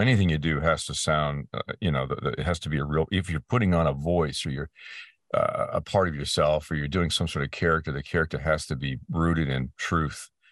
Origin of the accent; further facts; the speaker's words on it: Peterborough, Ontario, Canada; my hometown in Canada, uh, place called Peterborough, uh, in Ontario